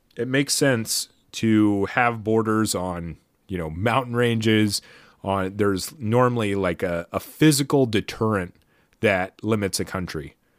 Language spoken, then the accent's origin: English; United States; as an American